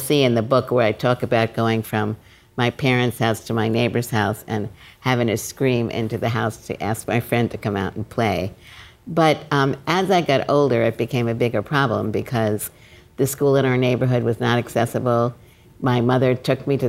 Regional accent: New York City, New York, United States; I grew up in Brooklyn

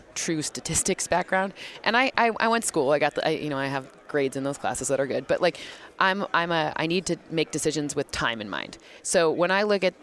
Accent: East Lansing, Michigan, United States; I grew up in East Lansing, Michigan

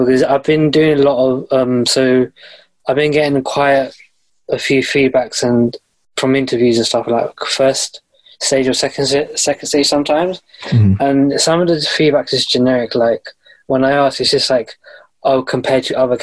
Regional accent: London, United Kingdom; I'm from London, UK

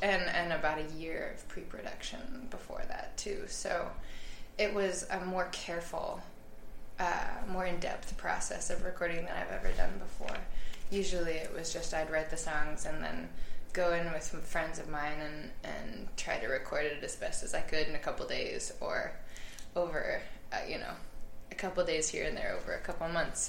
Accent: United States; I am an American

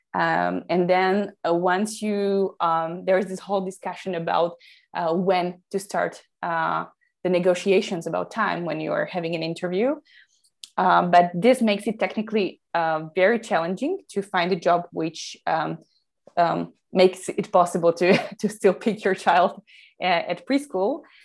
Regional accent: Slovakia; I come from Slovakia, Central Europe.

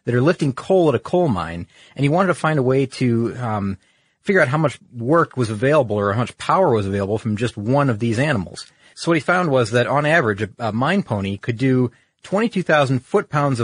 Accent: Michigan, United States; I'm from Michigan

